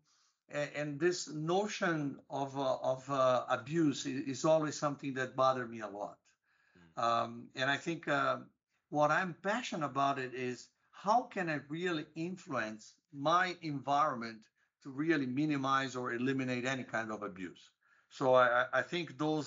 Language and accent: English; Brazil; moved away as an adult; also born or lived in United States; I grew up in Brazil